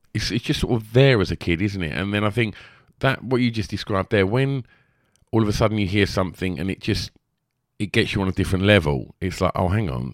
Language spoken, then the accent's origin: English; London, United Kingdom; accent: London; when I hear sort of like a London accent, I'm just like, they're singing like me. You know, that's my hometown, that's the voice that I hear on the streets